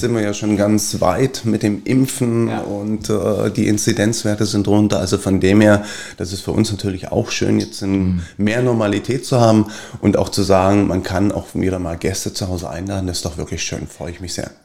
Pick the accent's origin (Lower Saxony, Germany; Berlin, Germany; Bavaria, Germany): Berlin, Germany; ich bin Berliner